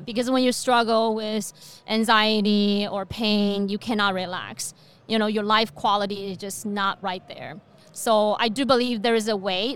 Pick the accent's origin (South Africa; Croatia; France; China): China; moved away as an adult; also born or lived in Beijing, China; now in Fargo, United States; I was born and raised in China.